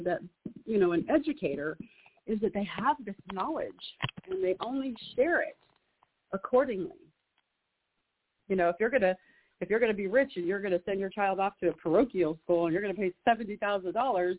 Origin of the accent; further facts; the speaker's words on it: Juneau, Alaska, United States; also born or lived in Oregon; I'm in Juneau. I was born and raised in Juneau, Alaska, the capital.